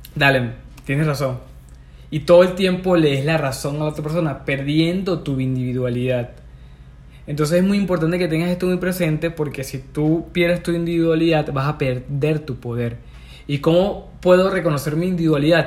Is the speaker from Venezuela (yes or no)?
yes; Venezuela; moved away as an adult; also born or lived in Peru; yo vivía en Perú, pero me vine a mi, a mi ciudad natal, en Venezuela